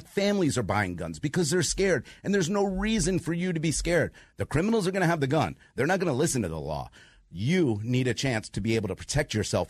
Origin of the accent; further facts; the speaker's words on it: New York, United States; now in Atlanta, United States; I grew up in New York, and I knew I had to leave.